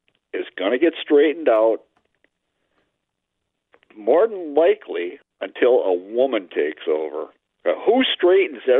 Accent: Twin Cities, Minnesota, United States; I'm originally from the Twin Cities here, 75 years old

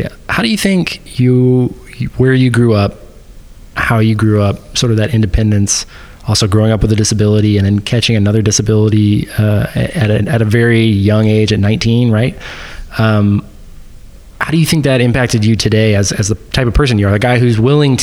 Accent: Texas, United States; I grew up in Texas

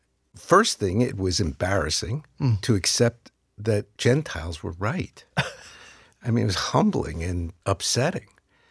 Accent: New York City, New York, United States; also born or lived in North Carolina; that I was Jewish. I mean, well, I grew up in New York

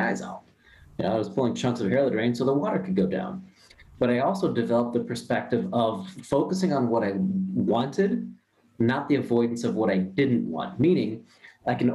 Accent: Ohio, United States; I'm born and raised in Ohio. I was a normal Midwest guy

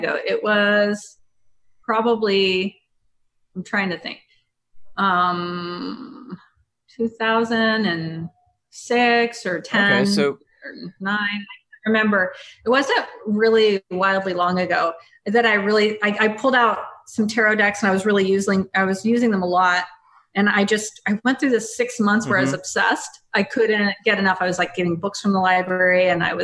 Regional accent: Mississippi, United States; now in Portland, United States; I grew up in Mississippi

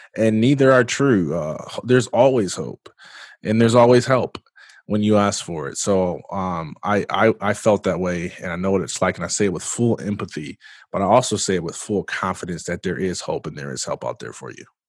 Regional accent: Jackson, Michigan, United States; I am originally from Jackson, Michigan

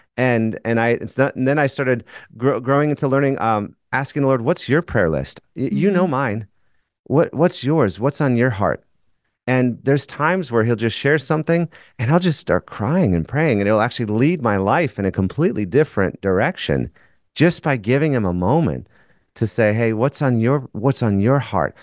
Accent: Minnesota, United States; I'm from Minnesota.

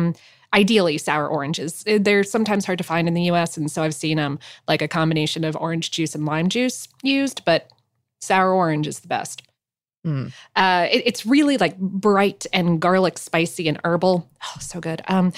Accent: Fort Lauderdale, Florida, United States; Some folks don't include the salami, and that is, in fact, the way that I had it growing up in Fort Lauderdale.

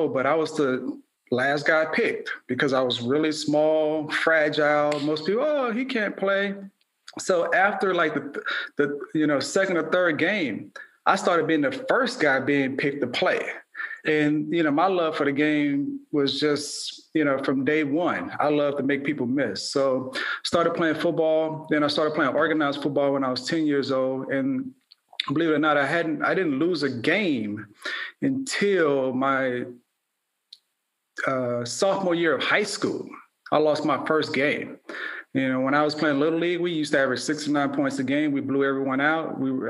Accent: Baton Rouge, Louisiana, United States; also born or lived in New Orleans; I was born in New Orleans and raised in Baton Rouge. So I'm one of six.

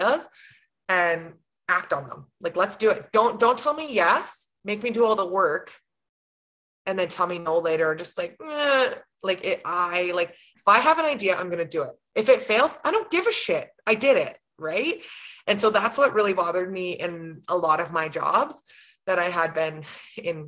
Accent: Grande Prairie, Alberta, Canada; also born or lived in Fairview; now in Sexsmith, Canada; I'm born and raised Grand Prairie. That's my hometown, but we live in Sexsmith

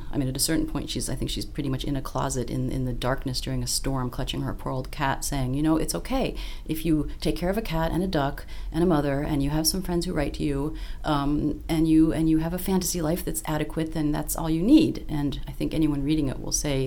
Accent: Australia; moved away; I'm Australian originally

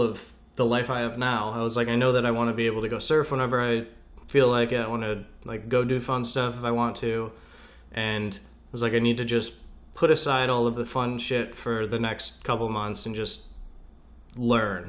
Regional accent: upstate New York, United States; moved away; also born or lived in Orlando; Growing up in New York, we don't have, I can't go surf in upstate New York.

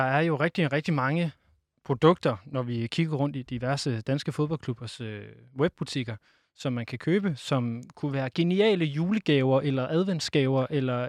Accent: Aalborg, North Denmark Region, Denmark; jeg kommer fra Aalborg

